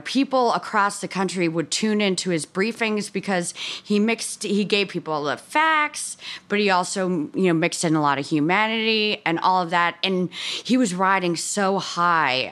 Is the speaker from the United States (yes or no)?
yes; Bronxville, New York, United States; I'm from Bronx, Hill, New York, uh, you know, a suburb thirty minutes north of New York City